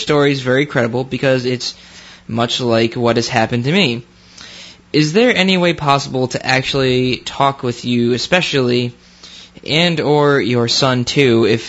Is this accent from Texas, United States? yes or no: no; New York, United States; Okay, so I am originally from New York, upstate and city during the school year